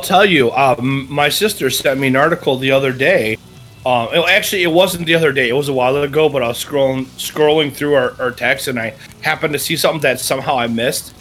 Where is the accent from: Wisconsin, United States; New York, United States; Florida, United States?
Wisconsin, United States; I'm from Wisconsin